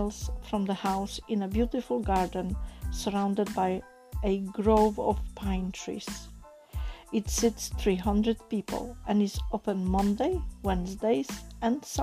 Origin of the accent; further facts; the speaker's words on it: Poland; first language Polish; English is a second language; now in United Kingdom; as you probably gather from my accent, I am not English born, I am born in Poland